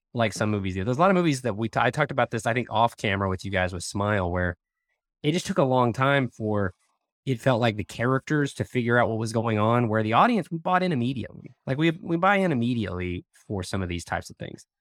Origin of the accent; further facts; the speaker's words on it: outside of Tulsa, Oklahoma, United States; we grew up outside of Tulsa